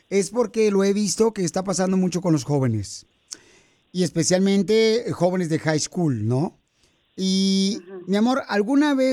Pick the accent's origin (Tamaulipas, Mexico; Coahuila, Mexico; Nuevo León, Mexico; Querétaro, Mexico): Tamaulipas, Mexico; now in Dallas, United States; Porque aquí venimos de Tamaulipas, a Dallas, Texas, Estados Unidos.